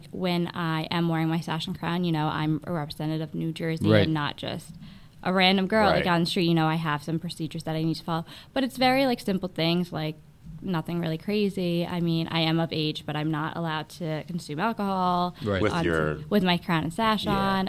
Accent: Ajmer, Rajasthan, India; born there; I was born in Ajmer.

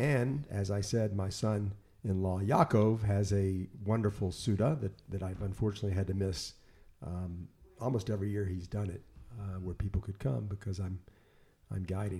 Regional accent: Memphis, Tennessee, United States; moved away as an adult; now in Israel; my hometown of Memphis

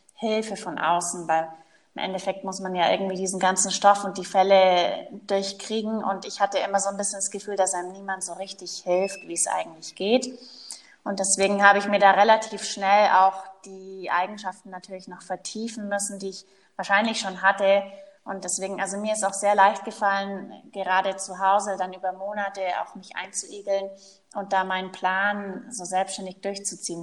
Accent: Allgäu, Bavaria, Germany; moved away as an adult; also born or lived in Paris / Kempten; now in Munich, Germany; Ich komme gebürtig aus dem Allgäu, ist ganz im Süden von Deutschland.

